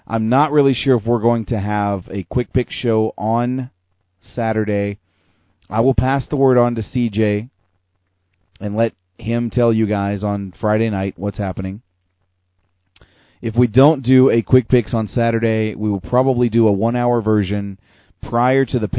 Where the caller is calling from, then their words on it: Calgary, Alberta, Canada; So with that said, I'm broadcasting from a nice little basement in Calgary, Alberta.